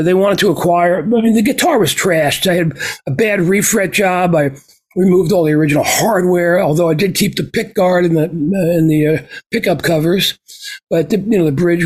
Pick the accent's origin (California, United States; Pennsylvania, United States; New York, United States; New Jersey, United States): New Jersey, United States; Green Brook; my hometown of Greenbrook, New Jersey